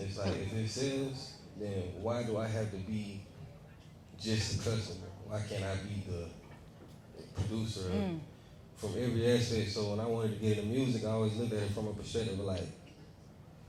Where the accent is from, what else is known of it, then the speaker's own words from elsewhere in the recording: Atlanta, Georgia, United States; I'm from Eastside